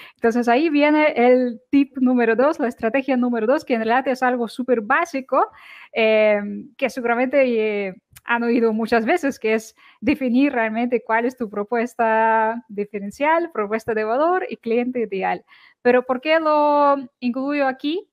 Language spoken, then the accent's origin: Spanish; Ukraine; now in Barcelona, Spain; Soy de Ucrania